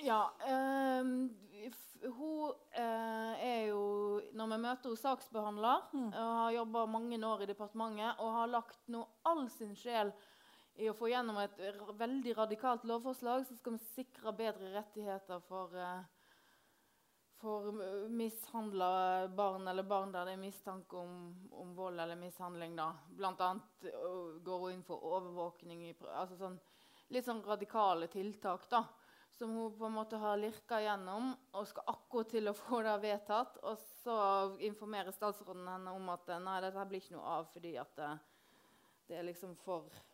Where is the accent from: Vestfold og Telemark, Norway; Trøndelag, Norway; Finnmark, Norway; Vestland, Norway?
Vestland, Norway; Hardanger; Hardanger, der jeg kommer fra